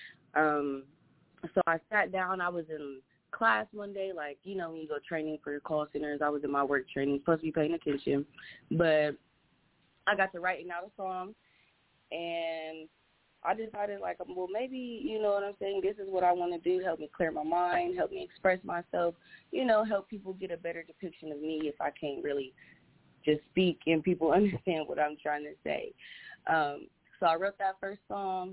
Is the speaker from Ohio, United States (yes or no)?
yes; Columbus, Ohio, United States; I'm from Columbus, Ohio